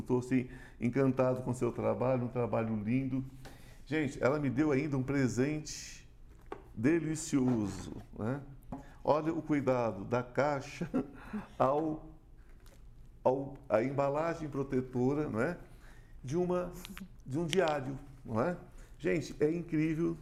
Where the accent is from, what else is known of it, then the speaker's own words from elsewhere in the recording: São Paulo, Brazil; now in Goiás, Brazil; eu sou paulista, amo São Paulo, mas meu coração agora já é goiano